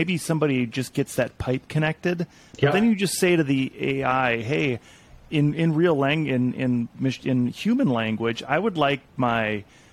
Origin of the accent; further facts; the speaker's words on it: Montana, United States; I'm from Montana